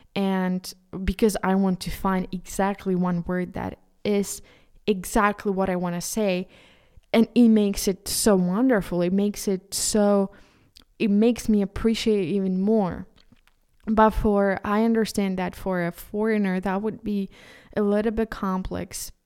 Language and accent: English; Ukraine; first language Ukrainian; English is a second language; as a Ukrainian, and for me, Ukrainian is, is my, my, my, my mother tongue